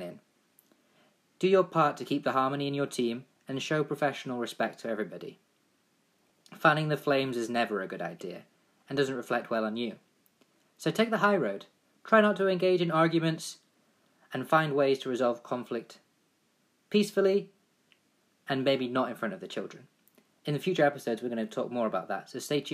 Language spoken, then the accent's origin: English; England, United Kingdom; I played football all my life growing up in England